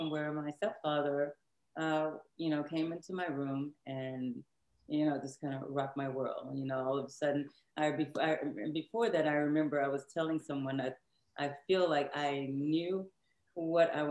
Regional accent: Shreveport, Louisiana, United States; also born or lived in Houston, Texas; now in Dallas, United States; I'm from Houston, Texas, but I was raised in Shreveport, Louisiana. So now I live in Dallas, Texas.

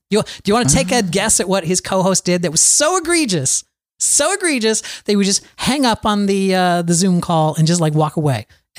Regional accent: New York, United States; I don't even know what goes on in the Midwest because I'm from New York and it's like, I live here in New York and there's so much to do here.

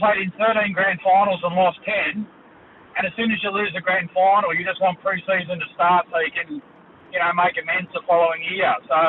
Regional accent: Penrith, New South Wales, Australia; I come from Penrith, so I played out at St Mary's for a little while.

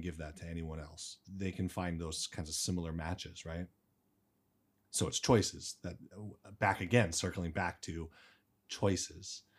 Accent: Arizona, United States; moved away as an adult; now in China; I'm from the United States, Arizona, uh, raised there, and I've been in China for nine years.

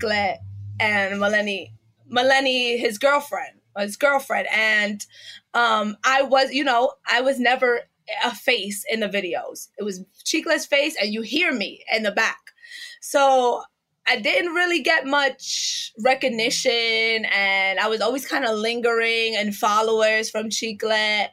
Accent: New York City, New York, United States; I grew up in East New York in Brooklyn

